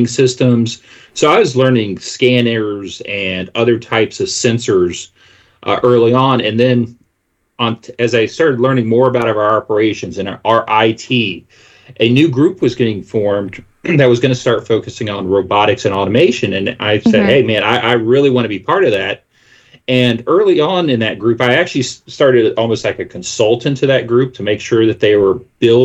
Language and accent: English; Memphis, Tennessee, United States; my hometown of Memphis, Tennessee